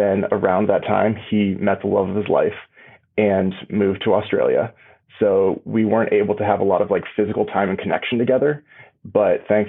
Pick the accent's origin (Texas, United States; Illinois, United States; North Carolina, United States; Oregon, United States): Oregon, United States; Portland; growing up in Portland